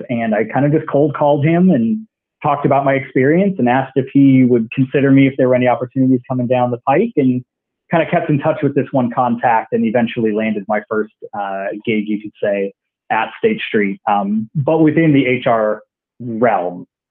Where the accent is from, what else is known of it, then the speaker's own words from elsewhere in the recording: Iowa, United States; moved away as an adult; also born or lived in Galesburg, Illinois / Boston, Massachusetts; I'm from Iowa originally